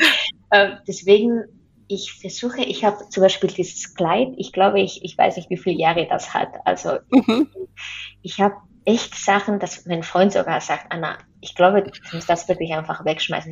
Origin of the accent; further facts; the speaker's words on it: Spain; German is a second language; moved away; ich komme ja aus Spanien